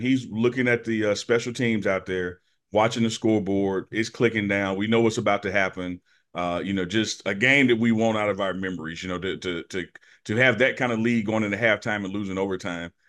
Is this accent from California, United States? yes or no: no; Jackson, Mississippi, United States; moved away as an adult; now in Boulder, United States; my hometown, Jackson, my school, Jackson State